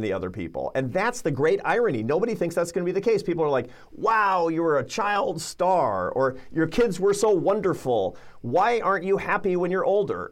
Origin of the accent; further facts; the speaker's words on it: Seattle, Washington, United States; I grew up in Seattle, Washington